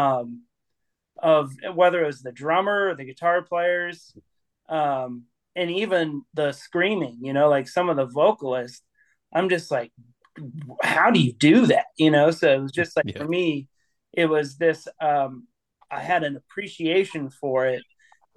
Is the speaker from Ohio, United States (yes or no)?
yes; Troy, Ohio, United States; also born or lived in Dayton, Ohio; I was born in Dayton, but grew up in Troy, which is just a little suburb just north